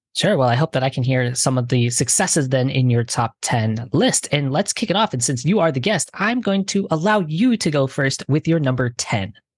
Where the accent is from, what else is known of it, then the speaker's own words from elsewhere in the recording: Detroit, Michigan, United States; first language English; moved away; I'm originally from Detroit